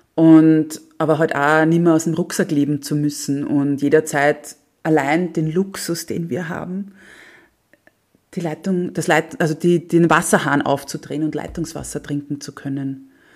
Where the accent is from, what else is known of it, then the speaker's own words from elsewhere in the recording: Austria; ich so die erste Österreicherin